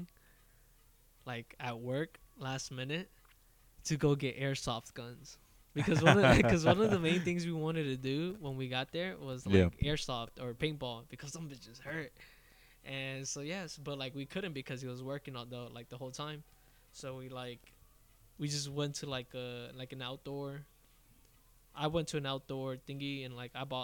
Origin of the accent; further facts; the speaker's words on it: Florida, United States; I'm a beaner from Florida